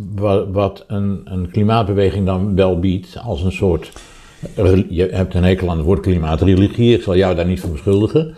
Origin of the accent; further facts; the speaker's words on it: Rotterdam, South Holland, Netherlands; Ik ben overigens op 200 meter afstand van de Kuip geboren